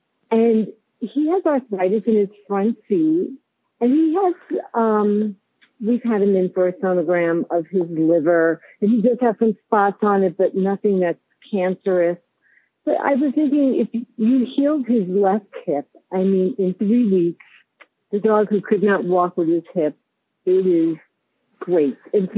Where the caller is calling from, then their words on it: Longmont, Colorado, United States; I am calling from Longmont, Colorado